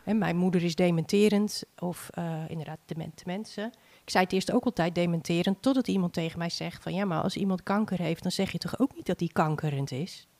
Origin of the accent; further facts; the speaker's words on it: Sint Annaparochie, Friesland, Netherlands; moved away as an adult; now in Harlingen, Netherlands; Ja, Sint Anna Parochie. Hele mond vol. Dat is ehm, nou, helemaal bovenin, Friesland, het noorden. Mijn ouders wonen daar ook nog, ik ben daar opgegroeid.